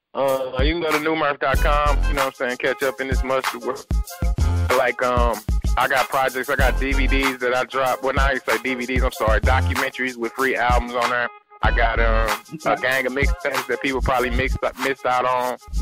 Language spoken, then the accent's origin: English; St. Louis, Missouri, United States; we come from St. Louis